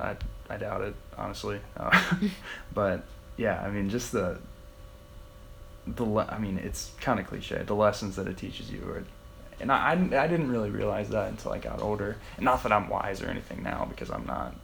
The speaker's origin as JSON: {"language": "English", "town": "Wheelersburg", "region": "Ohio", "country": "United States", "tie": "born or raised there", "also_born_or_lived": "Portsmouth, Ohio / Akron, Ohio", "moved": "as an adult", "said": "So I'm from Portsmouth, Ohio, actually Wheelersburg. Um, it's like four hours south uh, west, kind of, of Akron. So I've played golf there. I grew up there."}